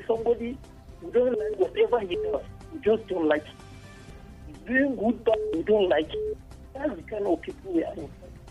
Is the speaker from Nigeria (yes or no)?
yes; Plateau, Nigeria; we in Plateau